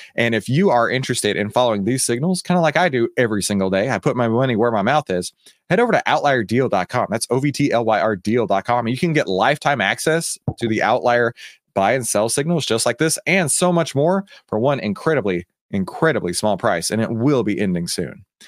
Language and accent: English; Texas, United States; Texas, my home state